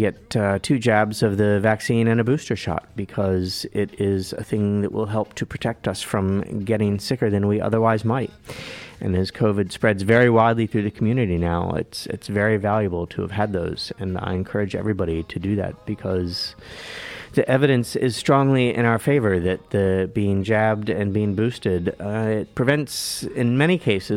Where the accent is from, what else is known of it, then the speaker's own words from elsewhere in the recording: United States; also born or lived in Washington, D.C.; now in Dunedin, New Zealand; where I grew up out in the country, we had Camp David about a half-hour drive to the north and Mount Weather a half-hour drive to the south